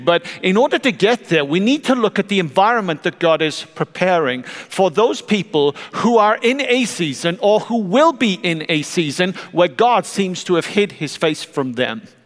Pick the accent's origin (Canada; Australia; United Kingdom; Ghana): United Kingdom; South Welsh coast, Wales; now in United States; I grew up on the South Welsh coast